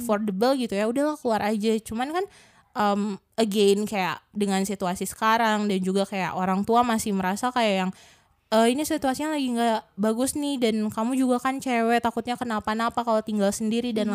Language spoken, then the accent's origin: Indonesian; Bandung, West Java, Indonesia; aku asli Bandung sebenarnya. Maksudnya di sini asli tuh ya dari lahir di Bandung, mm-hmm. belum pernah kemana-mana juga. Jadi emang lebih fasih bahasa Sunda sih